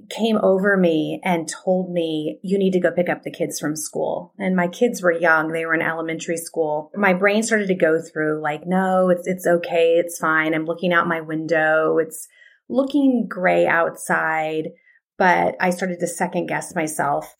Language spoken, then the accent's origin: English; Arizona, United States; moved away as an adult; also born or lived in Georgia; now in Atlanta, United States; I grew up in Arizona and then moved here